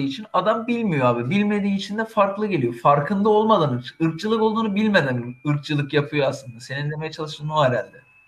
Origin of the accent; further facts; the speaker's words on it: Turkey; biz Türkiye'de Türküz.